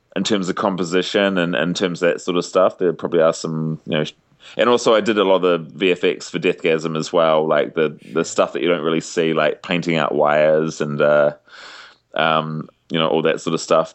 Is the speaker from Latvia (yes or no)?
no; New Zealand; as a Kiwi